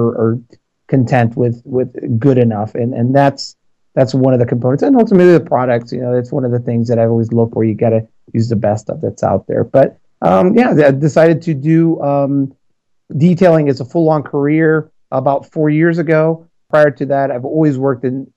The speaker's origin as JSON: {"language": "English", "town": "Chicago", "region": "Illinois", "country": "United States", "moved": "yes", "said": "I'm from Chicago originally, so Chicago, Illinois"}